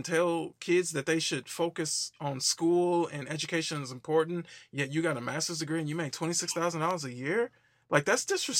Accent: Wisconsin, United States; moved away as an adult; also born or lived in Tennessee; that's what moved me down to the South. Ended up moving down to Tennessee, went to Tennessee State University. I'm originally from Wisconsin

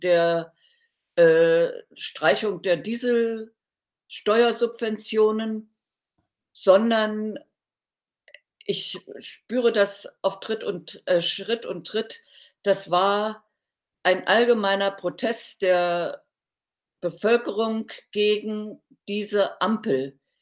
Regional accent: Thuringia, Germany; in meiner Heimatstadt in Thüringen

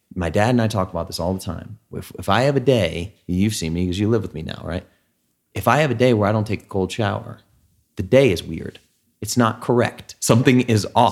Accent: New England, United States; moved away; Dad and I grew up in New England

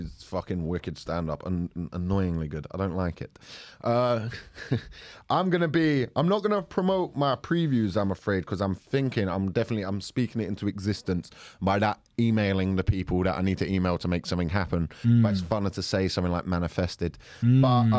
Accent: Croydon, London, United Kingdom; I grew up in Croydon.

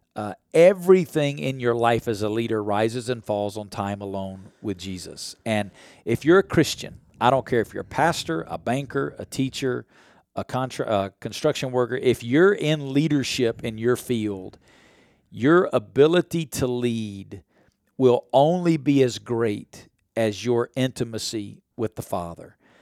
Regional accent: the Bible Belt, United States; I grew up in the Bible Belt

